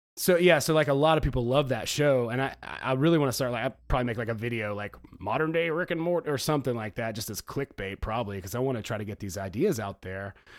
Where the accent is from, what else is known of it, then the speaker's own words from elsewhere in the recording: the South, United States; I'm from the South